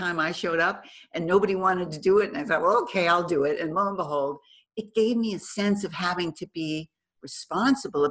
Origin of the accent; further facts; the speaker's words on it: Boston, Massachusetts, United States; moved away as an adult; now in California, United States; I'm originally from Boston. So I moved to California